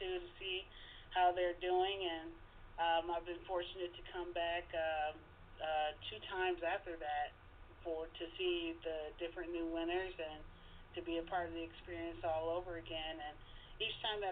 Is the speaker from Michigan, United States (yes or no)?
yes; Detroit, Michigan, United States; born and raised in Detroit, still here